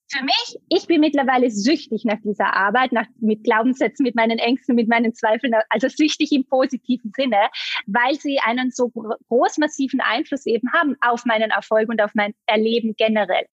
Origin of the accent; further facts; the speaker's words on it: Vorarlberg, Austria; also born or lived in Bali; now in Vienna, Austria; Ich komme ursprünglich ganz aus dem Westen von Österreich. Äh, ich bin in Vorarlberg aufgewachsen, lebe jetzt aber schon einige Jahre in Wien